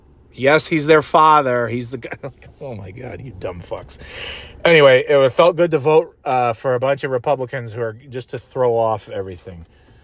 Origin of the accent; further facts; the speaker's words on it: New York, United States; I'm from New York